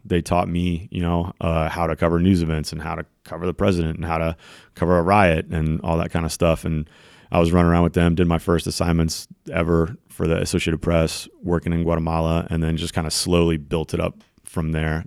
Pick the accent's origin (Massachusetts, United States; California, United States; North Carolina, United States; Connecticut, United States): North Carolina, United States; Raleigh; moved away as an adult; also born or lived in San Francisco Bay Area; I grew up in the Wake County Public Schools in Raleigh, North Carolina